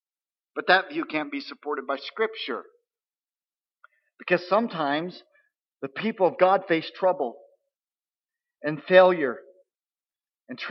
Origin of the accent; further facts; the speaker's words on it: United States; I live by the customs of being an American